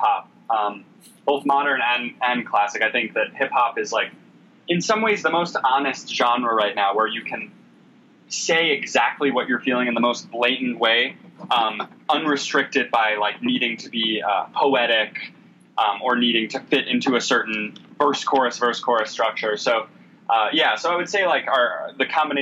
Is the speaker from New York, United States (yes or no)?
yes; New York City, New York, United States; growing up in New York City